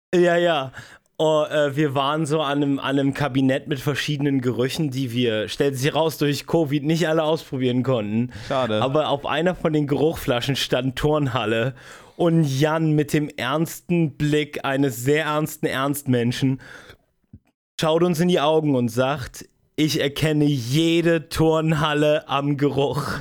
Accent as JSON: {"language": "German", "area": "Spreewald", "region": "Brandenburg", "country": "Germany", "tie": "born or raised there", "said": "ich aus dem Spreewald komme."}